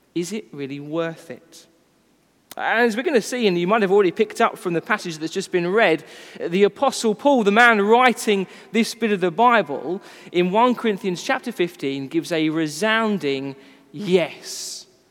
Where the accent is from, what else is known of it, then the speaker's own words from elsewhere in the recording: United Kingdom; we are British